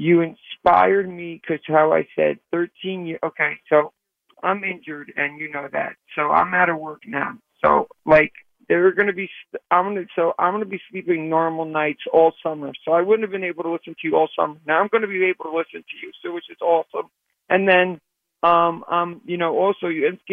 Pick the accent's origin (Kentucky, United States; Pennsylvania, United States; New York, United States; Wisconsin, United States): New York, United States; New York City; I'm from the Bronx, and I'm a white dude